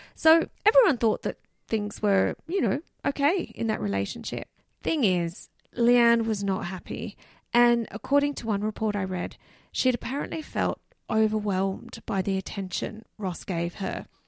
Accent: Canberra, Australian Capital Territory, Australia; my hometown, Canberra.

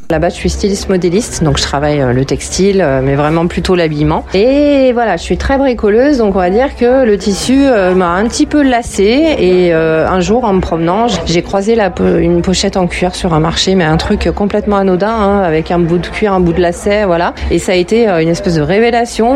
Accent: Villeurbanne, Auvergne-Rhône-Alpes, France; je suis de Villeurbanne, donc je suis née ici, j'ai grandi ici

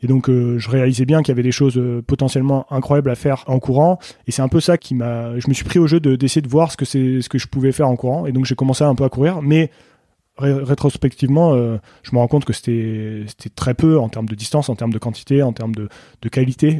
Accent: Saint-Mathieu-de-Tréviers, Occitania, France; moved away as an adult; also born or lived in Senegal / Beaufortain, France; now in Beaufort, France; je suis né en Afrique, au Sénégal. Euh, j'ai grandi en Afrique jusqu'à l'âge de 10 ans à peu près. Je suis rentré en France ensuite

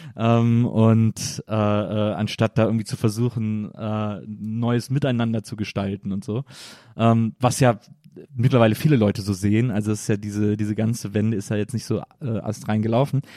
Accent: near Cologne, North Rhine-Westphalia, Germany; now in Berlin, Germany; ich komme aus der Nähe von Köln

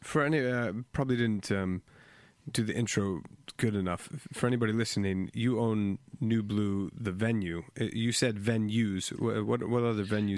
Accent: United States; now in London, United Kingdom; I'm an American in in London

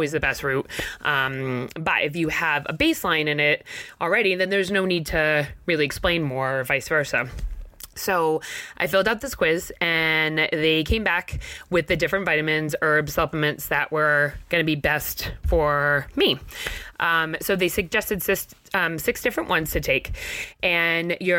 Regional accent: Mattapoisett, Massachusetts, United States; moved away as an adult; now in Maine, United States; I'm from Mattapoisett, Mass, down near New Bedford.

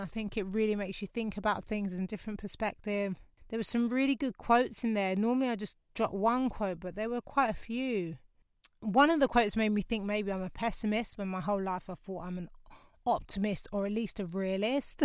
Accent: London, United Kingdom; moved away as an adult; now in North West London, United Kingdom; My hometown's Lewisham

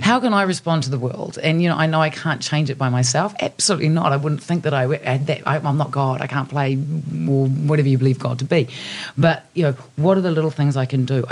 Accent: New Zealand; I come from New Zealand. I'm a Kiwi.

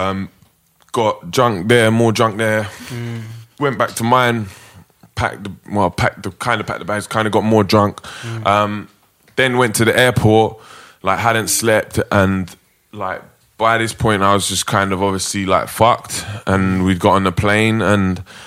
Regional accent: England, United Kingdom; we're all English

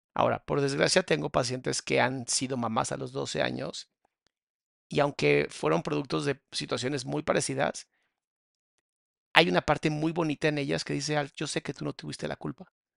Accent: Mexico; en mi país, en México

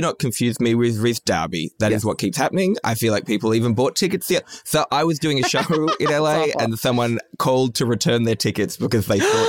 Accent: Australia; I'm a comedian from Australia.

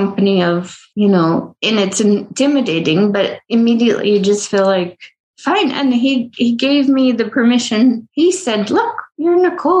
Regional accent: United States; I'm American.

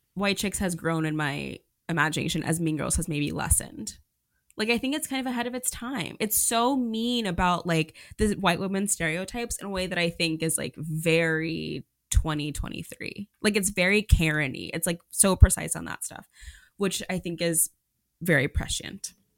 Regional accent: Oklahoma, United States; moved away; I'm from Oklahoma

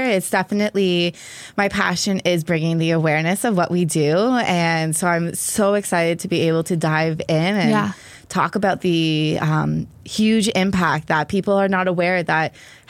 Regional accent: Niagara Region, Ontario, Canada; moved away as an adult; now in Belleville, Canada; I grew up in a border town.

